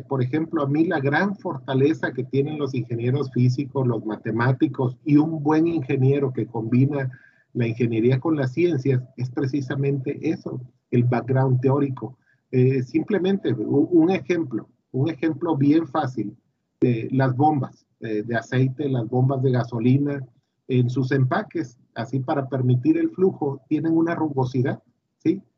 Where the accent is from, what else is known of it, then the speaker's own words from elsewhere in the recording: Villahermosa, Tabasco, Mexico; yo nací en Tabasco hace un 30 de diciembre de 1972, ya hace algunos años y estudié en Villahermosa, eh, pues lo típico, la primaria, la secundaria y la prepa